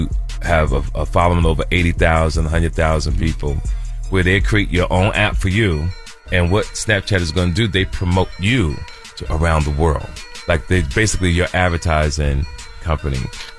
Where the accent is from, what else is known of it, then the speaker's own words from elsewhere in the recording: Jersey City, New Jersey, United States; We're all from Jersey City, New Jersey.